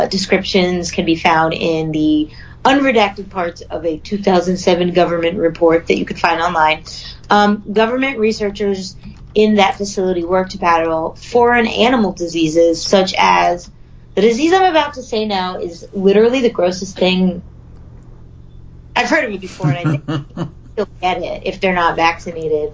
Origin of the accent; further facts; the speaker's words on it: Long Island, New York, United States; Long Island, my hometown, not a town, my home island